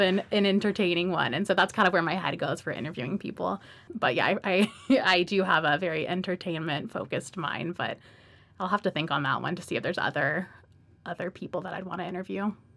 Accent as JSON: {"language": "English", "town": "Atlanta", "region": "Georgia", "country": "United States", "tie": "born or raised there", "also_born_or_lived": "Miami", "moved": "yes", "said": "I was born in Miami, grew up in Atlanta"}